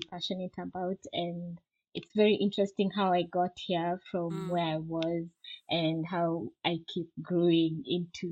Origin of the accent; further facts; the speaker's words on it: Nairobi, Kenya; moved away as an adult; now in South Africa; I grew up in Nairobi, Kenya.